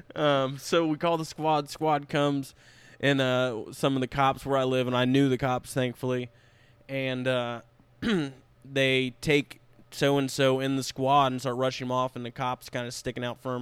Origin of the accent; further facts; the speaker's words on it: West Milton, Ohio, United States; my hometown is called West Milton